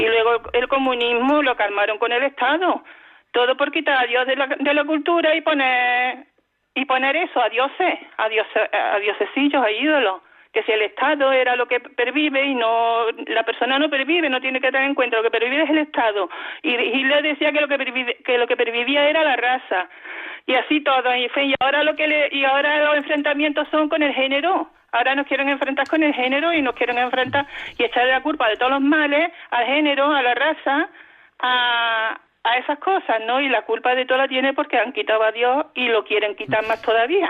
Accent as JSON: {"language": "Spanish", "town": "Córdoba", "region": "Andalusia", "country": "Spain", "said": "no soy de Cáceres, soy de Córdoba"}